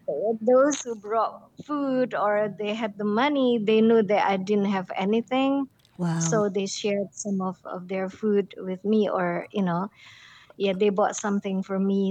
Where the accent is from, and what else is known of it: Jakarta, Indonesia; born or raised there; also born or lived in Madiun, East Java, Indonesia